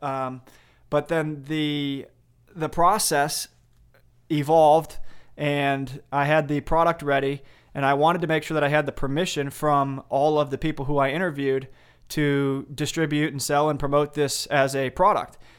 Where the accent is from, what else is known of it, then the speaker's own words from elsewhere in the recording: Sandwich, Illinois, United States; I grew up in Sandwich, Illinois, a small suburb about an hour straight west of Chicago